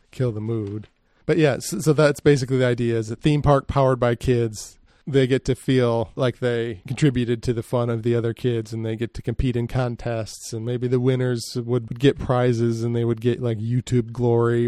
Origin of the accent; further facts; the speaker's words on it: Grand Rapids, Michigan, United States; I grew up near Grand Rapids, which is west side of Michigan.